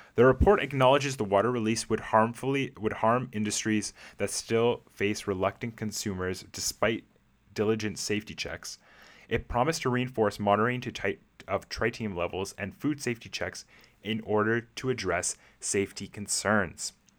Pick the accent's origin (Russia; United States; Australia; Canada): Canada; as a Canadian myself